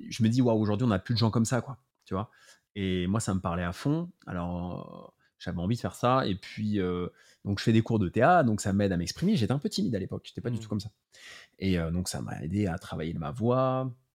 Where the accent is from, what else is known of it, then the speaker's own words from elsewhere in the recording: Paris, Île-de-France, France; je suis né à Paris en 86